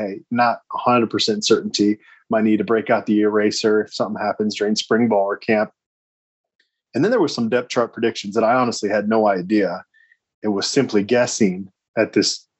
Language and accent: English; Phoenix, Arizona, United States; moved away; I went to Arizona State because I grew up in Phoenix